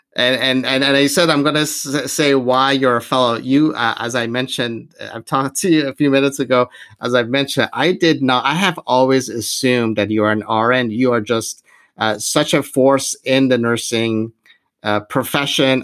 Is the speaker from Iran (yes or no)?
yes; Iran; moved away; I'm originally from from Iran